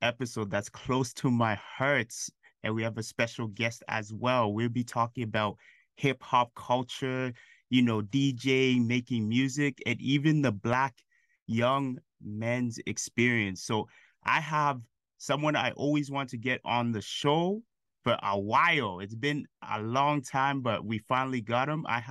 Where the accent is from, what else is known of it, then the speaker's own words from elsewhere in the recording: Ghana; being another Ghanaian person